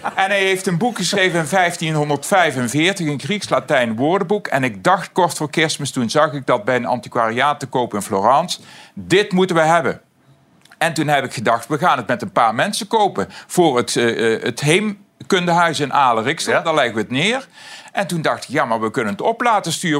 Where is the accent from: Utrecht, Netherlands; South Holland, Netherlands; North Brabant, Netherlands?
North Brabant, Netherlands; Aarle-Rixtel; uit mijn geboortedorp Aler